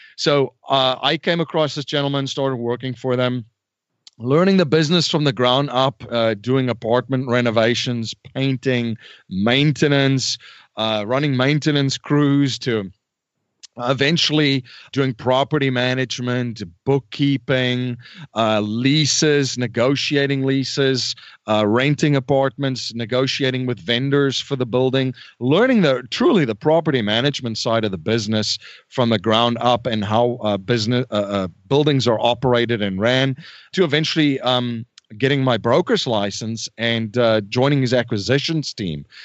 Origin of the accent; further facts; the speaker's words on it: South Africa; moved away as an adult; now in United States; I was born and raised in South Africa.